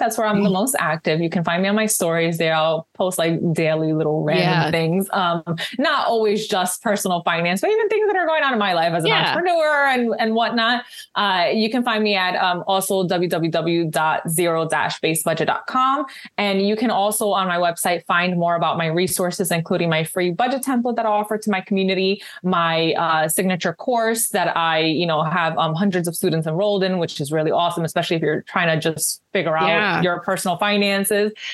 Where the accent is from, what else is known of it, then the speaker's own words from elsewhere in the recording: New York City, New York, United States; moved away as an adult; now in New Jersey, United States; I'm a city girl, you know, born and raised in New York.